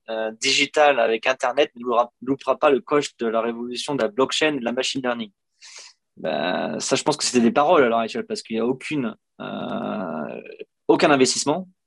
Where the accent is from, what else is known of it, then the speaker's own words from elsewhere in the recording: France; moved away as an adult; je suis parti de France il y a 12 ans